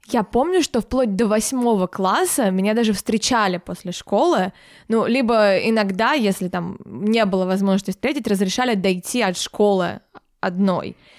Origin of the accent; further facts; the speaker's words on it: Moscow, Russia; also born or lived in Podolsk, Moscow Oblast; когда я пошла в школу, э, я переехала в Москву